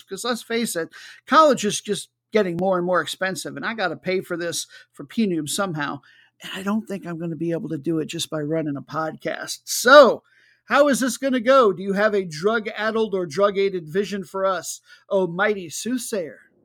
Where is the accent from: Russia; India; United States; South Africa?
United States; I'm American